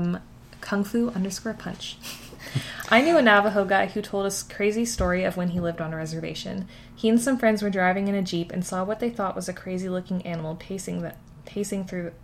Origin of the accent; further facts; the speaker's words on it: Canada; We're Canadian